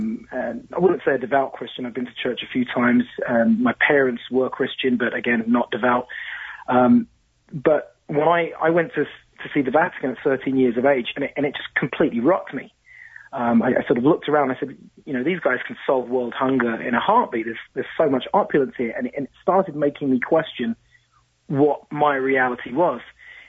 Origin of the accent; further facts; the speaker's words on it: London, United Kingdom; And also growing up in London, you know, very old society, ghosts come with the territory, right?